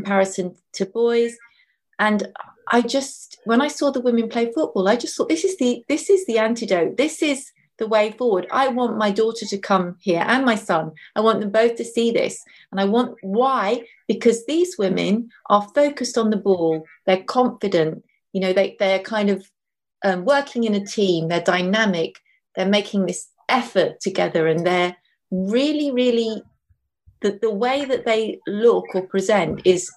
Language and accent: English; London, United Kingdom; I grew up in London